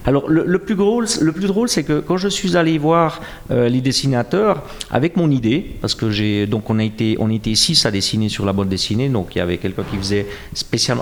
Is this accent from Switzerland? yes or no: yes; Jura, Switzerland; accent: jurassien; mon accent jurassien